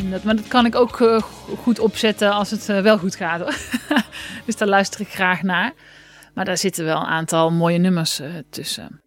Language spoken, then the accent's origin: Dutch; Oss, North Brabant, Netherlands; in Os, waar ik vandaan kwam.